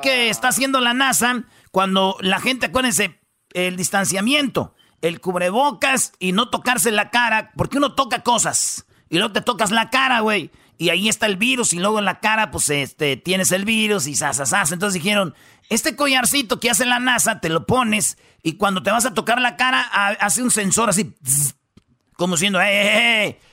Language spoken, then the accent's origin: Spanish; Mexico; now in United States; somos los mexicanos